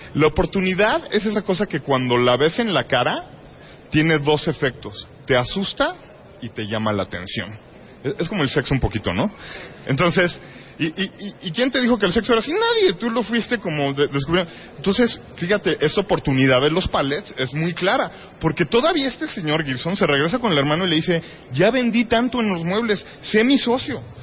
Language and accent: Spanish; Mexico